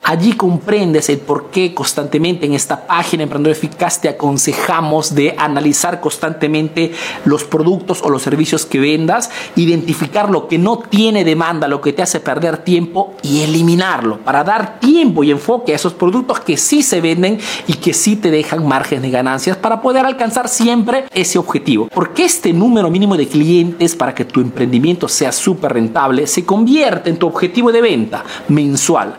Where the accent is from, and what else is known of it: Peru; now in Italy